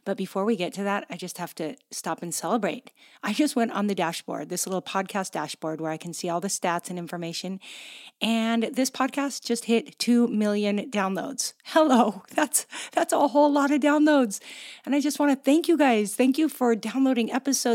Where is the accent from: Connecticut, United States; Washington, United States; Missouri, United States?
Washington, United States; Gig Harbor; my hometown of Gig Harbor, Washington